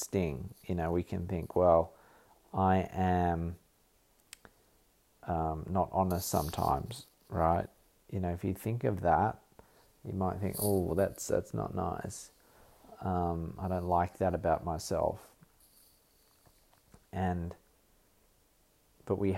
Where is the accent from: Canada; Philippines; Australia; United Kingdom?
Australia; I am Australian